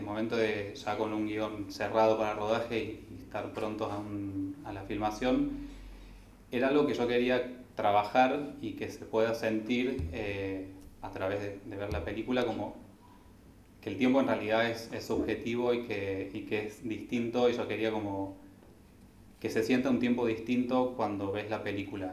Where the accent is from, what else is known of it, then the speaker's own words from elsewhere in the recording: Traslasierra, Córdoba, Argentina; yo soy de Córdoba, de, de Tras la Sierra, donde se filmó la película